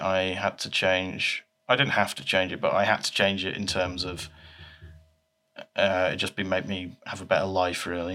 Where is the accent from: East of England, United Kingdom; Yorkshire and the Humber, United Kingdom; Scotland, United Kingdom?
Yorkshire and the Humber, United Kingdom; Leeds; I was born in Leeds